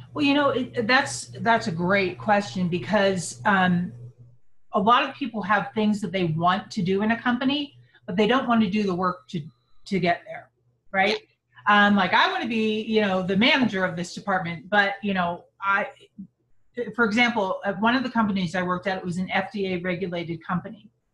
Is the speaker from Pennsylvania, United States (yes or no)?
yes; Pittsburgh, Pennsylvania, United States; moved away as an adult; now in Salt Lake City, United States; I was brought up on the East Coast in Pittsburgh, Pennsylvania